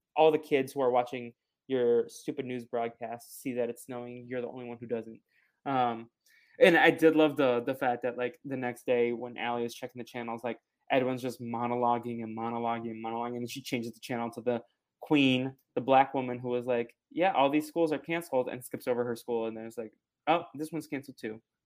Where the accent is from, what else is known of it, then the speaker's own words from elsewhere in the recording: Boston, Massachusetts, United States; I'm from Boston